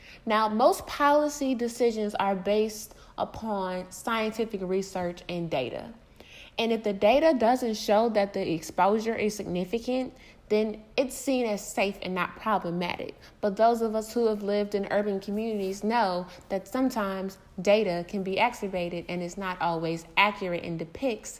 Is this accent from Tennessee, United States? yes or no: no; Detroit, Michigan, United States; I'm from Detroit